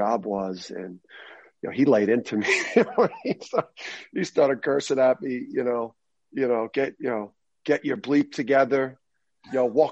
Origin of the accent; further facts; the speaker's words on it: Jersey City, New Jersey, United States; growing up in Jersey City, I listened to a lot of rap growing up